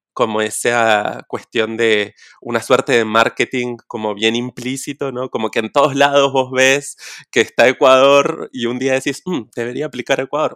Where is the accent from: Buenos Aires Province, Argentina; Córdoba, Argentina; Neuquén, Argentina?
Neuquén, Argentina; estoy viviendo en Neuquén, Argentina, mi ciudad natal